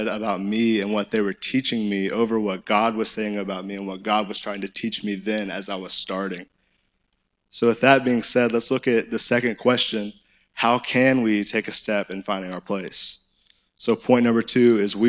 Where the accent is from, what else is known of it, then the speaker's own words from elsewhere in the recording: Conway, Arkansas, United States; I'm in good old Conway, Arkansas. Like, that's where I grew up